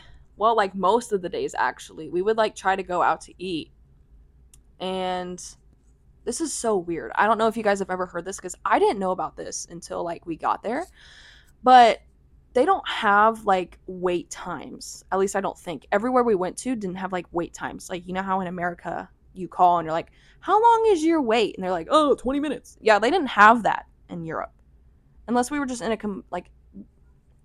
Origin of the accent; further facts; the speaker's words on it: United States; we're American